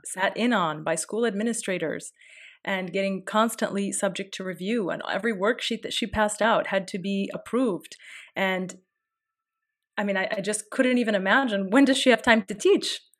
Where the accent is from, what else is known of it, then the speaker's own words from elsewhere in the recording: United States; I'm an American